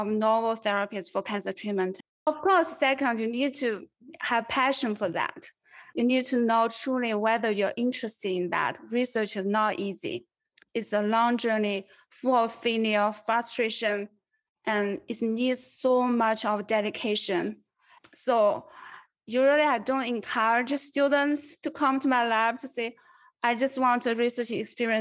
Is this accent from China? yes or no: yes; China; moved away as an adult; also born or lived in Los Angeles; now in United States; I grew up in China, in rural countryside, very undeveloped region.